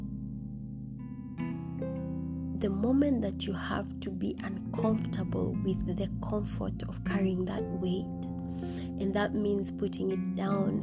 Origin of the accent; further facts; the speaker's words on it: Maralal, Samburu County, Kenya; now in Nairobi, Kenya; Samburu is my hometown. I grew up, I was born and raised in Maralal